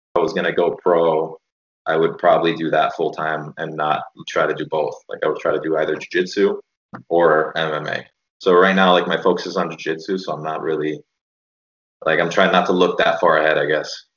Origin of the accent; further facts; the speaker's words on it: Miami, Florida, United States; I grew up in Miami